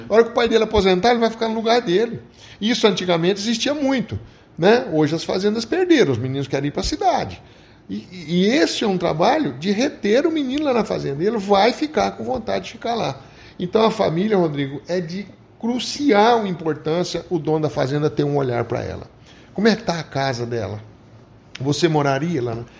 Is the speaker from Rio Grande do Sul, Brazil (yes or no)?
no; Morrinhos, Goiás, Brazil; also born or lived in Uberaba, Minas Gerais / Goiânia, Goiás; Eu nasci em Uberaba, Minas. sou mineiro, mas, ah. mas só nasci, né? E fui criado em Goiás, fui criado na região de Morrinhos